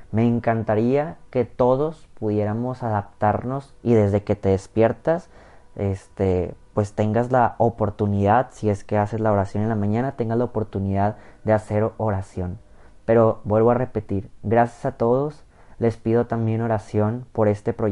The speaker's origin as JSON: {"language": "Spanish", "country": "Mexico", "said": "La mayoría de los que escuchan este canal somos mexicanos"}